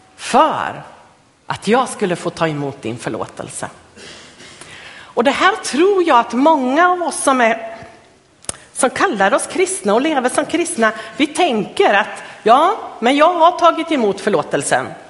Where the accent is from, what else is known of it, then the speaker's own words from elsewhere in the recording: Östergötland, Sweden; moved away; jag kommer från Östergötland från början, så där växte jag upp.